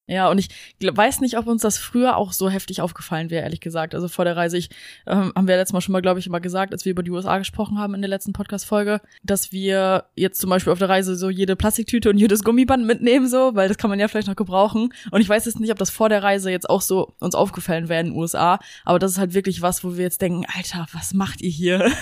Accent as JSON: {"language": "German", "country": "Germany", "moved": "yes", "said": "bei uns in Deutschland"}